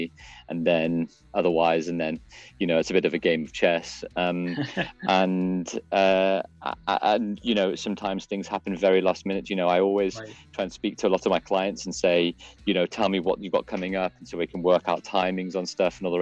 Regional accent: Liverpool, North West England, United Kingdom; I grew up in Liverpool in Northwest England

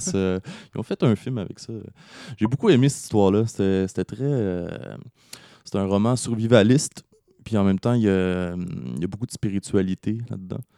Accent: Laval, Quebec, Canada; j'ai grandi à Laval

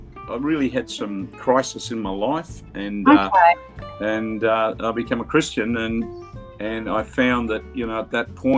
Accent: Adelaide, South Australia, Australia; also born or lived in Bendigo, Victoria, Australia; we moved to Adelaide when I was 10. And I went to school there, went to high school.

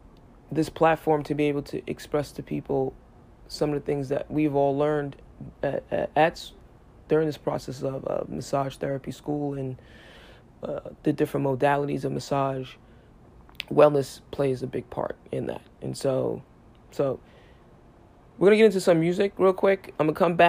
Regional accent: New York City, New York, United States; I grew up in New York City

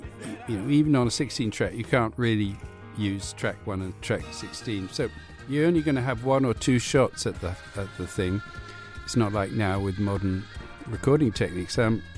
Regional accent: Cuba; also born or lived in Hawaii / Venezuela; You know, I was brought up in Cuba, Hawaii, Venezuela.

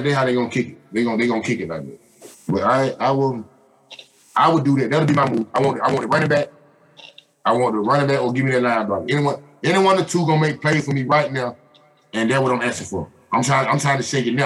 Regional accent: Atlanta, Georgia, United States; I'm from Atlanta

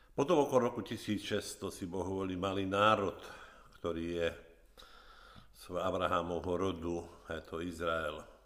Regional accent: Orava, Žilina Region, Slovakia; moved away; keď som ešte bol doma na Orave

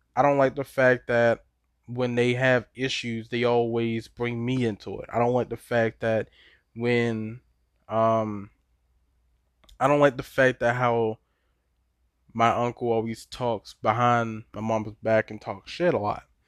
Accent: Baltimore, Maryland, United States; I'm from Baltimore, born and raised

